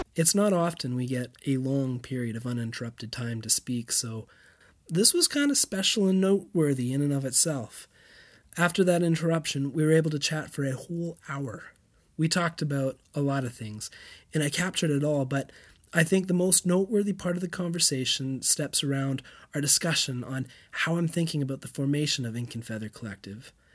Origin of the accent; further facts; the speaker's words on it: Canada; moved away as an adult; also born or lived in Europe; As a kid growing up in Canada, castles and old towns were the things of stories, not our normal